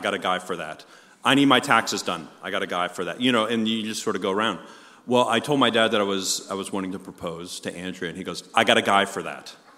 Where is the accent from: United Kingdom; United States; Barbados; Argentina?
United States; Long Island, New York; moved away; I'm from Long Island, New York originally